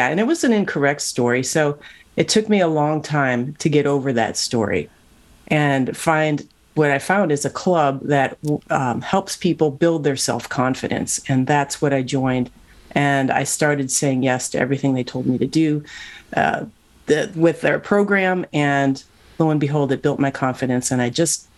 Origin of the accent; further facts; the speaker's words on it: Cleveland, Ohio, United States; moved away as an adult; now in Silicon Valley, United States; I grew up in Cleveland, Ohio